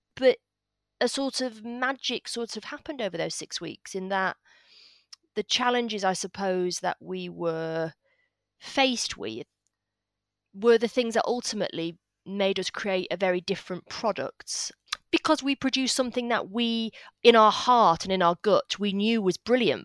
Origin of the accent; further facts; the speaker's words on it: Salford, North West England, United Kingdom; accent: northern; I grew up in Salford in Manchester